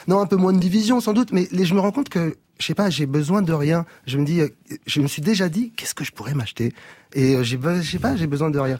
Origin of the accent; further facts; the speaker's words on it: Meudon, Île-de-France, France; j'ai grandi à Meudon, près de la forêt.